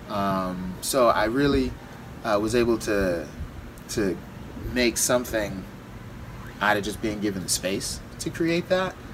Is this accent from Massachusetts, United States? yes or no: yes; Massachusetts, United States; born there; also born or lived in Florida / California; I was born in Massachusetts. Folks moved, or mom moved to Florida.